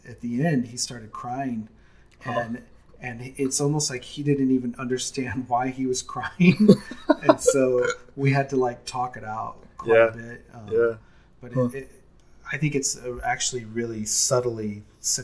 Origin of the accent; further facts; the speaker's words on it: East Texas, United States; I grew up in East Texas.